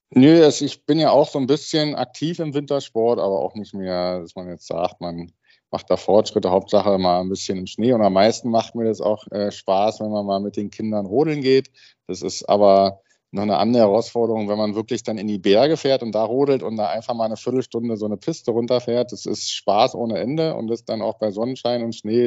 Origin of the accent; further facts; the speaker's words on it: Berlin, Germany; weil ich aus Berlin bin